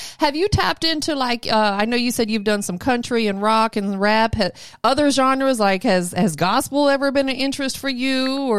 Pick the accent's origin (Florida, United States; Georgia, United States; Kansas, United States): Florida, United States; moved away as an adult; now in Atlanta, United States; I'm from Florida. I lived there my entire life up to 10 years ago when I moved here to Atlanta.